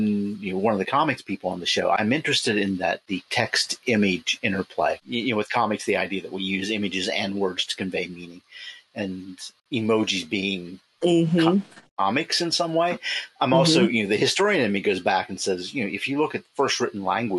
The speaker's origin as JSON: {"language": "English", "region": "Appalachia", "country": "United States", "tie": "born or raised there", "moved": "yes", "lives_now": "Pittsburgh, United States", "said": "I grew up in Appalachia, where, you know, it goes back 300 years and all trace of that was gone."}